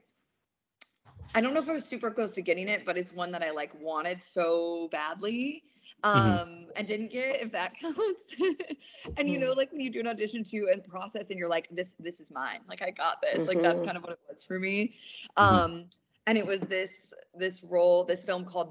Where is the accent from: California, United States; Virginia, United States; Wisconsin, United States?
Wisconsin, United States; now in Los Angeles, United States; I'm from Wisconsin.